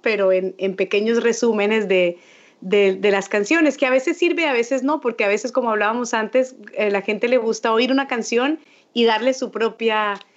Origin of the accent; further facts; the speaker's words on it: Colombia; un país como el mío, como Colombia